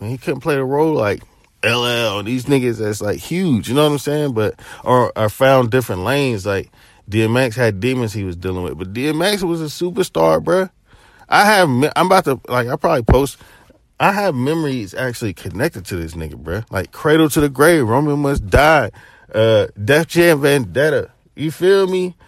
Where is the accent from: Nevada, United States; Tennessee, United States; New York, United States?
Tennessee, United States; Chattanooga, the South; I'm from Chad, my family from Knoxville, Tennessee